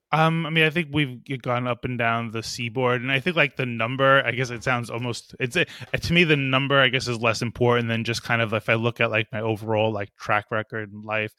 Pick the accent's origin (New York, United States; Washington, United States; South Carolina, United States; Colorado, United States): New York, United States; we're from New York